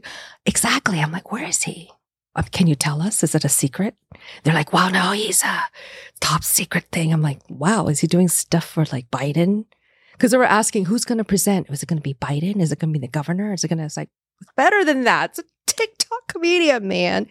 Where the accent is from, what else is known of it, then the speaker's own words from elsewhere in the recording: Taiwan; moved away; I was born as an American citizen, but in Taiwan